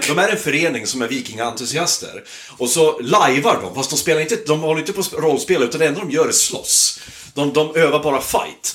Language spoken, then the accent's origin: Swedish; Hälsingland, Gävleborg County, Sweden; moved away; jag är uppvuxen i Hälsingland